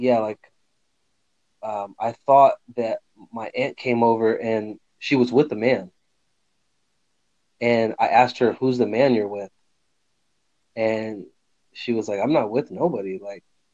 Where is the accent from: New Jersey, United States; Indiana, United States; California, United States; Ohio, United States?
California, United States; Fresno; now in Northern California, United States; I grew up with him in Fresno, California.